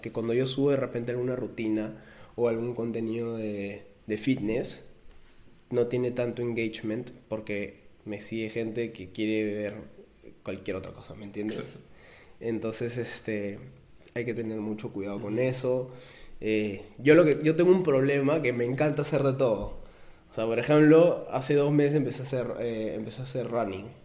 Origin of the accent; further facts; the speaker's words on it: Peru; nosotros somos peruanos